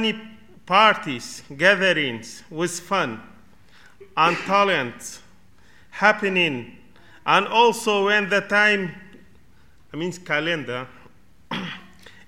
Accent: Kurdistan Region, Iraq; English is a second language; now in United Kingdom; I am from Kurdistan of Iraq

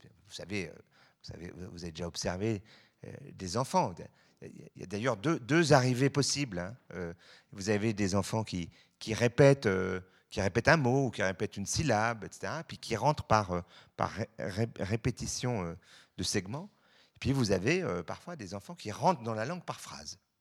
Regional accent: Switzerland; je suis suisse

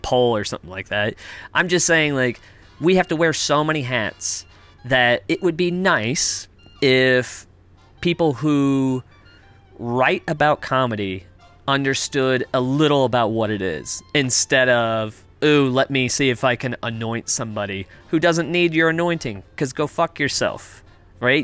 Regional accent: United States; now in Toronto, Canada; I'm American.

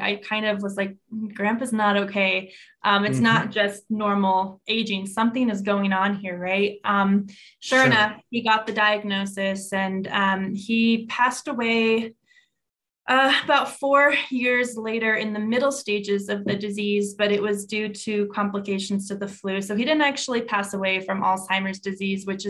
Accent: New Mexico, United States; Born and raised in New Mexico

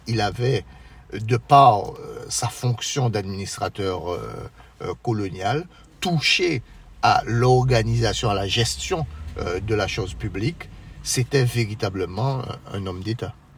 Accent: Marie-Galante, Guadeloupe; je suis originaire de Marie-Galante

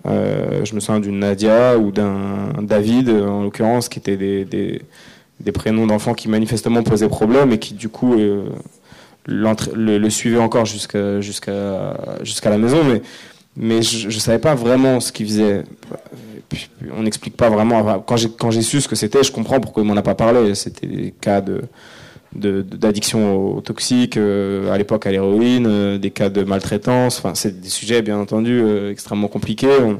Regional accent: Ris-Orangis, Île-de-France, France; also born or lived in Évry; now in Noisy-le-Sec, France; j'ai grandi à Rissorangis, euh, qui est une ville de banlieue. Euh, dans, le, dans le 91

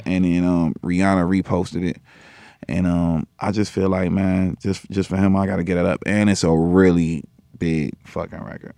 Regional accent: Chicago, Illinois, United States; I'm from Chicago

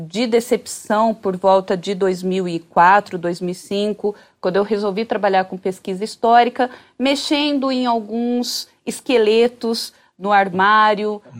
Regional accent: Bauru, São Paulo, Brazil; Eu sou de Bauru, né? Então mudei naquele momento para Bauru.

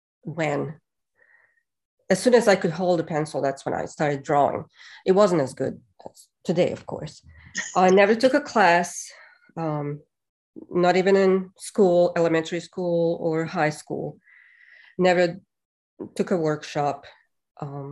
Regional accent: Bosnia & Herzegovina; moved away as an adult; now in Hawkins, United States; when I was growing up in Bosnia. And even when I first moved to America in 99

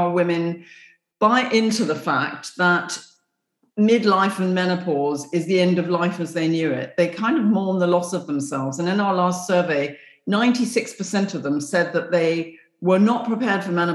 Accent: England, United Kingdom; I came from England

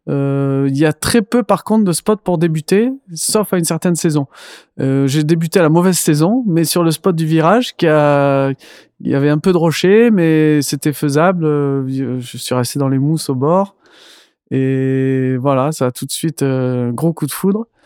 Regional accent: Senegal; grandi au Sénégal.

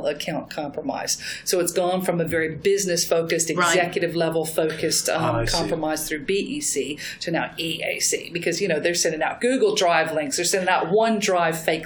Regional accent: Texas, United States; I am from Texas

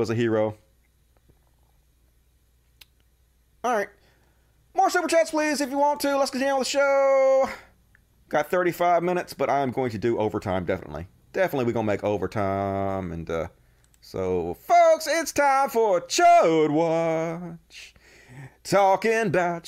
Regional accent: Mississippi, United States; I grew up kind of racist too, because, you know, I grew up in Mississippi and it was just normal

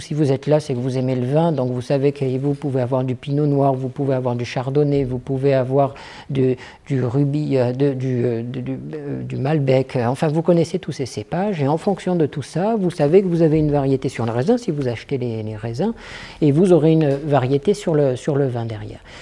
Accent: France; je suis français

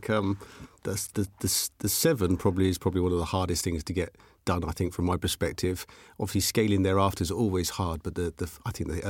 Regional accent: Aylesbury, South East England, United Kingdom; also born or lived in Chesham; Okay, so I was brought up and raised in Chesham. At the age of five, moved to Aylesbury and just had a normal working class background.

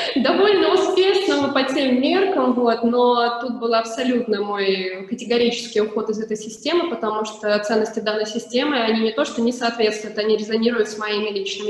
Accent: Krasnodar, Krasnodar Krai, Russia; moved away; я вообще сама из Краснодара

